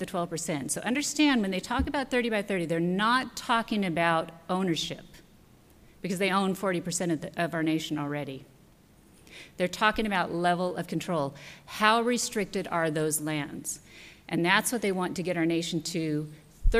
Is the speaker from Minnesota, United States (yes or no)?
no; central Nevada, United States; I was raised on a ranch in central Nevada